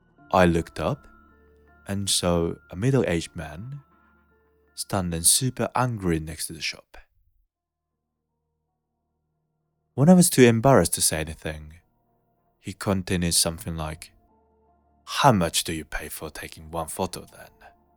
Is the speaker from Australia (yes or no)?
no; Kyoto, Japan; But I was originally from Kyoto, where people usually speak in Kyoto dialect." So I replied, trying to sound polite like, "Yes, sir. I'm originally from Kyoto."